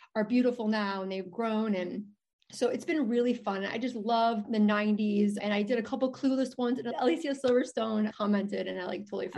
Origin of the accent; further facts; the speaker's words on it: Chicago, Illinois, United States; I'm from Chicago.